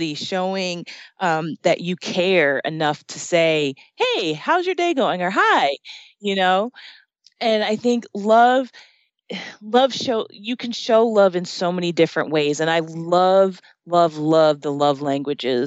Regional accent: New Jersey, United States; moved away as an adult; now in Arizona, United States; I grew up in New Jersey and I grew up in the shore area, where, you know, I'm close to the beach

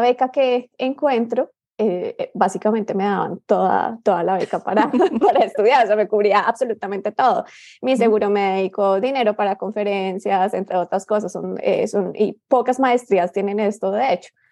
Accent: Bogotá, Colombia; moved away; yo soy colombiana, mm. nací en Bogotá

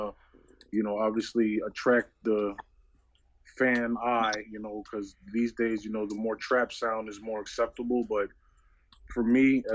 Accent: New York City, New York, United States; moved away; I'm originally from New York City

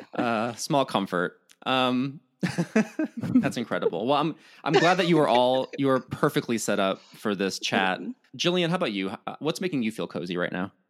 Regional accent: Midwest, United States; as a Midwesterner

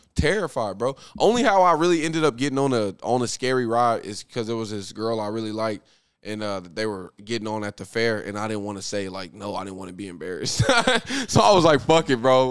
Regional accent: Muskogee, Oklahoma, United States; in Muskogee, in my hometown

